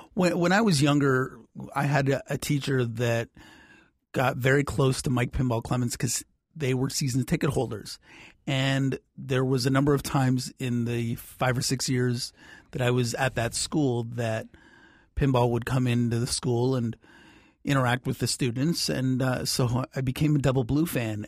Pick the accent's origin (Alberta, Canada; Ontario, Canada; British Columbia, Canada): Ontario, Canada; Oakville; I grew up in Oakville